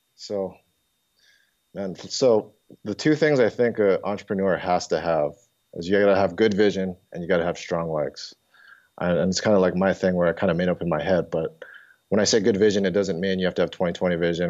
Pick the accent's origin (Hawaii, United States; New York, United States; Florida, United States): Hawaii, United States; moved away as an adult; also born or lived in Oregon; I came from Hawaii, born and raised in Hawaii